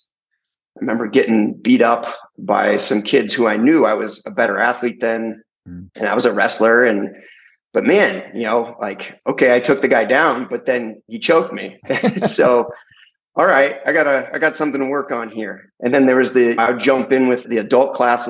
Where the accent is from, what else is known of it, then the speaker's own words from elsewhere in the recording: Santa Cruz, California, United States; I grew up in Santa Cruz, California, a little beach town